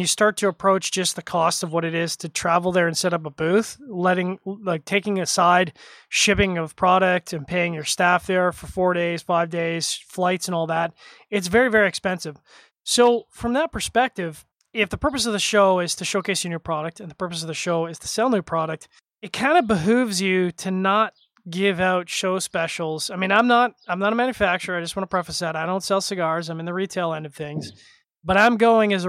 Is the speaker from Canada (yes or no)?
yes; Canada; as a Canadian